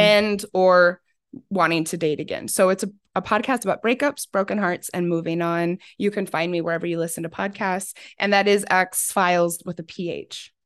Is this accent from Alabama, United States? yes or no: no; Arizona, United States; growing up in Arizona